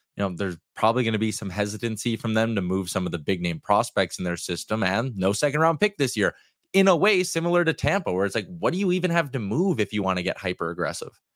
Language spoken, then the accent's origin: English; Canada; as a Canadian